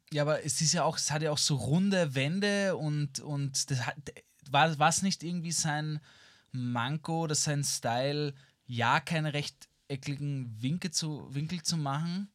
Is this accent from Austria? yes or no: yes; Vienna, Austria; ich bin halt in den inneren Bezirken in Wien aufgewachsen